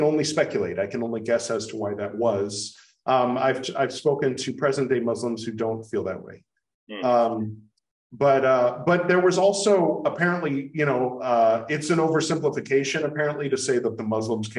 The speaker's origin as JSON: {"language": "English", "country": "United States", "said": "being American"}